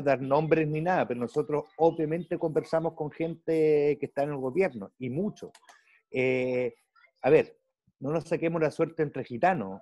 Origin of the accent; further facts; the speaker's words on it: Germany; moved away; yo crecí en Alemania